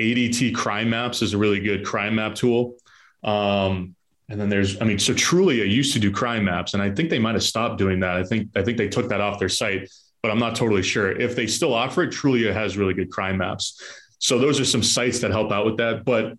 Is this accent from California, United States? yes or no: no; Boston, Massachusetts, United States; Like if I go and try and buy property in Tampa, Florida, and I'm from Boston, like I'm competing with people from Tampa.